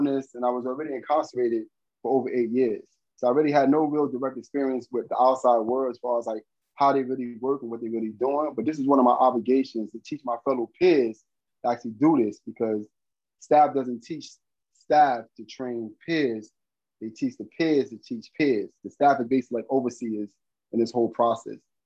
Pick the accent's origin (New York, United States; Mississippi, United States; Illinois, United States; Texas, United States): New York, United States; New York City; I grew up in Bed-Stuy, Brooklyn.